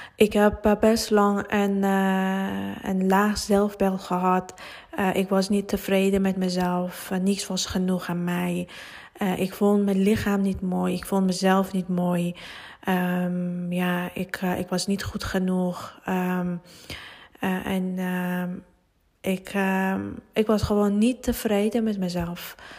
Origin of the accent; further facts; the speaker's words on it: Iran; Dutch is a second language; moved away as an adult; now in Netherlands; Nederlands is niet mijn moedertaal en uh, ik, kom, eh, ik kom uit Iran. Ik woon 17 jaar hier en eh, ja, ik heb met andere taal, andere cultuur opgegroeid